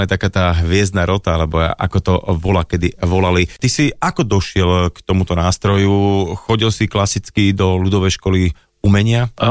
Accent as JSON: {"language": "Slovak", "town": "Nové Mesto nad Váhom", "region": "Trenčín Region", "country": "Slovakia", "tie": "born or raised there", "said": "Ja som rodák Nové mesto nad Váhom."}